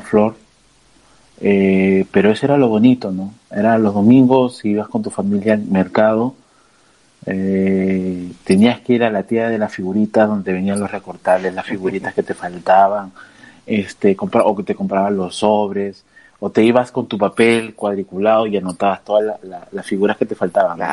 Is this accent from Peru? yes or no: yes; Lima, Peru; also born or lived in San Borja, Lima; hemos crecido en el mismo barrio, somos de Lince